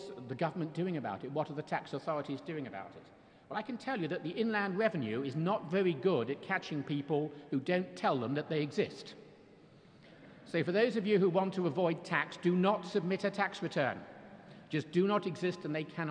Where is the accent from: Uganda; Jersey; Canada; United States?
Jersey; I'm from Jersey